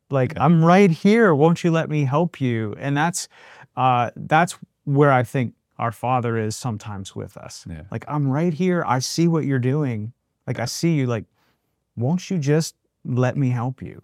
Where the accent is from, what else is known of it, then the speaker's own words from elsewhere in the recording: Western Pennsylvania, United States; moved away; I grew up in Western Pennsylvania, you know, steel mill, coal miner